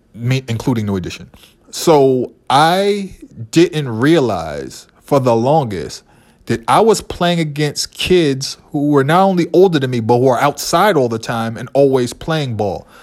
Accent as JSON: {"language": "English", "town": "Boston", "region": "Massachusetts", "country": "United States", "tie": "born or raised there", "said": "growing up in Boston, you couldn't avoid basketball. If you were a brown kid who grew up in my neighborhood"}